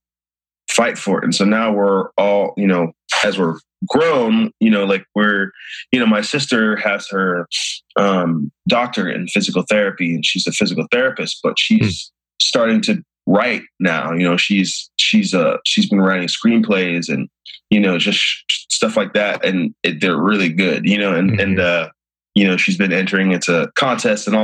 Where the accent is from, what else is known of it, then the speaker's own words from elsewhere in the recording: Missouri, United States; growing up in Missouri